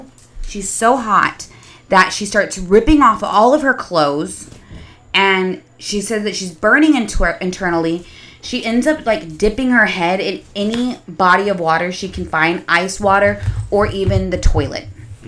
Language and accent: English; Texas, United States; All right. I'm from Texas.